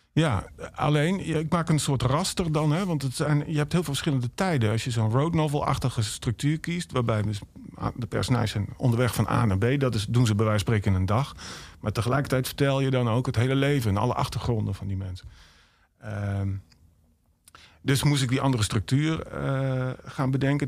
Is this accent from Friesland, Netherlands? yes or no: no; Emmen, Drenthe, Netherlands; ik kom uit Emmen dan, maar mijn familie komt, mijn ouders komen uit Erika